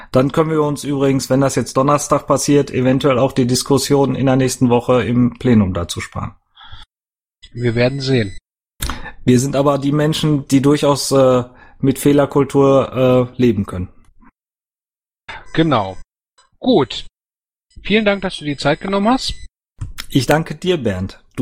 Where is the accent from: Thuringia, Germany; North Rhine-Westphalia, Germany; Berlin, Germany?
North Rhine-Westphalia, Germany; Dortmund; ich natürlich auch hier in, äh, in Dortmund, ich komme ja aus Dortmund